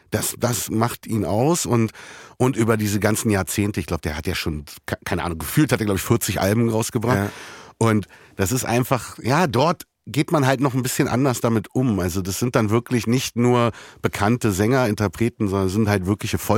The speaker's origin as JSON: {"language": "German", "region": "Berlin", "country": "Germany", "said": "Nein, ich bin Berliner."}